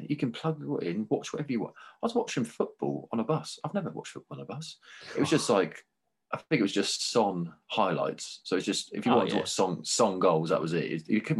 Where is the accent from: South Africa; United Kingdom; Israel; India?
United Kingdom; England; now in Vancouver, Canada; And even then, another little moan, because we're British, we love moaning.